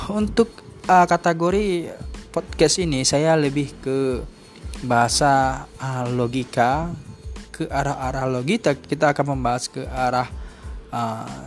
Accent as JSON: {"language": "Indonesian", "town": "Banda Aceh", "region": "Aceh", "country": "Indonesia", "said": "saya aslinya dari Aceh yaitu kelahiran Banda Aceh."}